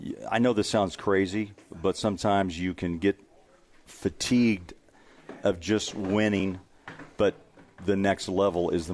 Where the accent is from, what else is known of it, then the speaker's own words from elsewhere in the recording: Kansas City, Missouri, United States; now in Utah, United States; I grew up in Kansas City.